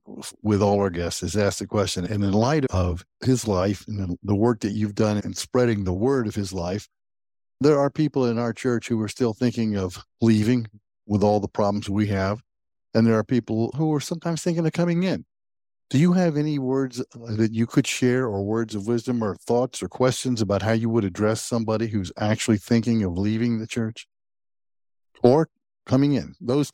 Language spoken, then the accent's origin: English; the South, United States; now in New Jersey, United States; I grew up in the South.